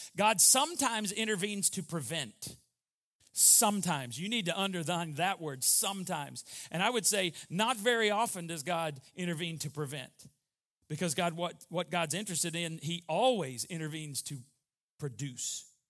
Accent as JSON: {"language": "English", "town": "Borger", "region": "Texas", "country": "United States", "said": "I was from Borger, Texas, and it was about six and a half, seven hours to get to Waco, back to Baylor"}